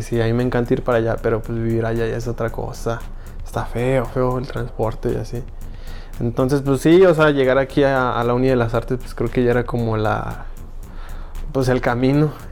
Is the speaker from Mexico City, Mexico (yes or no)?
no; Ecatepec, State of Mexico, Mexico; now in Aguascalientes, Mexico; soy medio chilango, soy medio chilango, soy, bueno, de Catepec